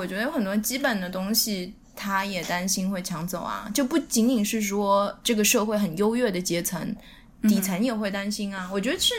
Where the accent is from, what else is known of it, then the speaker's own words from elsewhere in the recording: Shanghai, China; moved away; also born or lived in New York; 我是在上海长大的嘛，上海是一个别人都想进来的移民城市。我作为 insider，嗯，里面的人，然后我又跑到纽约去，纽约我作为一个 outsider 想要进去